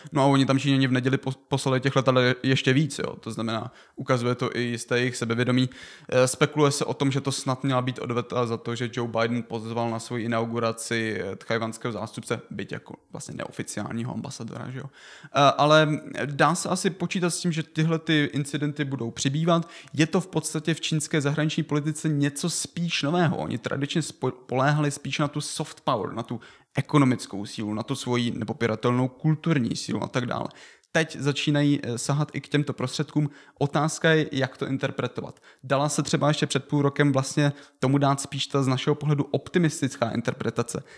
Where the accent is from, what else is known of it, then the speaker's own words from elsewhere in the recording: Czechia; my jako Češi